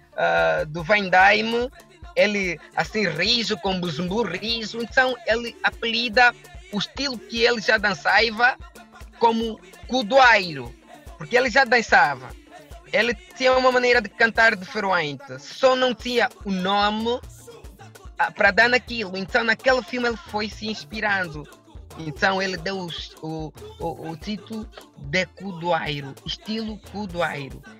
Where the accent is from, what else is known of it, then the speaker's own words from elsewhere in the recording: Angola; Eu sou um cidadão de nacionalidade angolena